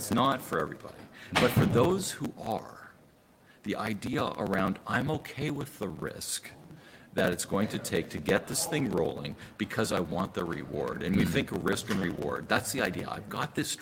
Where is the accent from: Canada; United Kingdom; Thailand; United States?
Canada; I'm from Canada